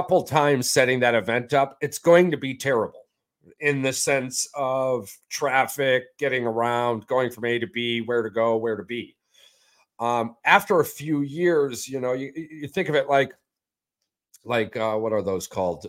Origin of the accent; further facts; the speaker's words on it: United States; as an American